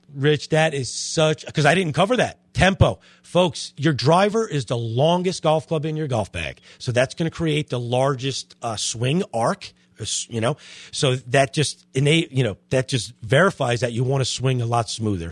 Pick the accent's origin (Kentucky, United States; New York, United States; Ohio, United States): New York, United States; Long Island; moved away; I'm from Long Island